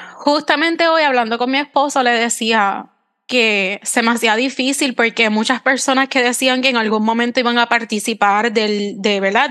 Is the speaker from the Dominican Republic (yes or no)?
no; Puerto Rico; yo soy de Puerto Rico